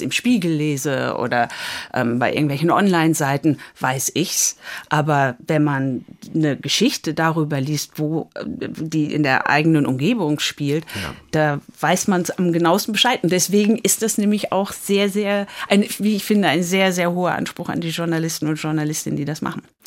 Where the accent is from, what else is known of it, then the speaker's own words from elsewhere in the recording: Dortmund, North Rhine-Westphalia, Germany; moved away as an adult; also born or lived in United States; in Dortmund, äh, Bövinghausen, wo ich groß geworden bin